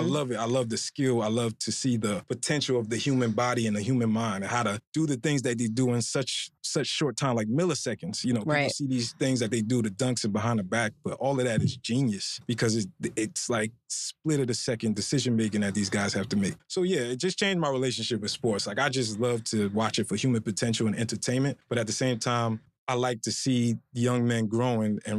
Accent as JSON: {"language": "English", "town": "Newark", "region": "New Jersey", "country": "United States", "tie": "born or raised there", "said": "I was born in Newark, New Jersey to immigrant parents"}